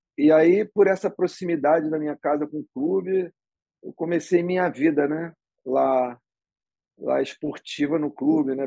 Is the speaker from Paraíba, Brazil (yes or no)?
no; Rio de Janeiro, Brazil; sou carioca, né? Do Leblon. Nasci no Leblon e vivo lá até hoje. É... e sempre fui criado ali